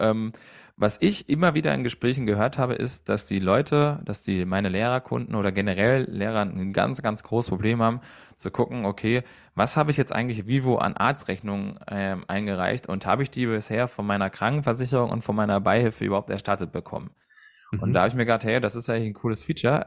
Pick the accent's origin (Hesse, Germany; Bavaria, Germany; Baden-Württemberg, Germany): Hesse, Germany; bei uns in Hessen